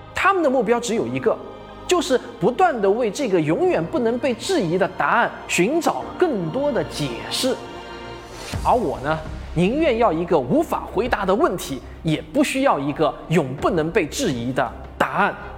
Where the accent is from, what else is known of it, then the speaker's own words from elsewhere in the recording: China; 跟我们中国人没有什么关系